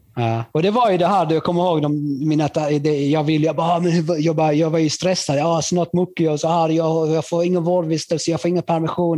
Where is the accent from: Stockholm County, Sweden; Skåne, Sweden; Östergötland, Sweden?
Skåne, Sweden; also born or lived in Chile; jag var från Skåne